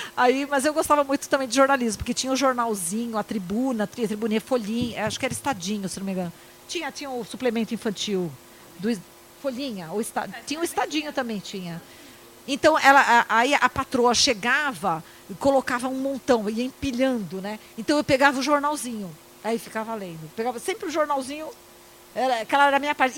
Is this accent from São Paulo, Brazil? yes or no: yes; Santos, São Paulo, Brazil; eu entrava na Igreja do Imbaré, que eu sou de Santos